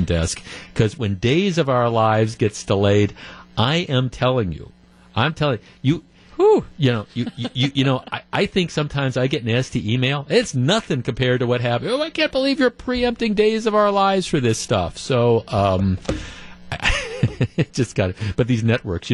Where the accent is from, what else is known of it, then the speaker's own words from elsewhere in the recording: Glendale, Wisconsin, United States; I've been going to Solly's since I was a kid growing up in Glendale